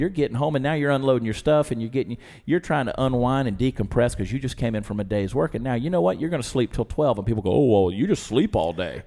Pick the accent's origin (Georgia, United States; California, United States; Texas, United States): Georgia, United States; I grew up in Georgia